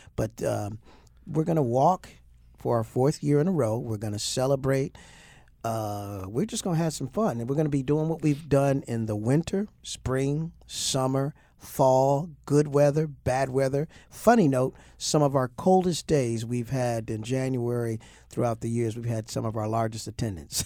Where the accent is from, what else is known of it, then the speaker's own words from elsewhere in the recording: Toledo, Ohio, United States; now in Baltimore, United States; my hometown of Toledo, Ohio.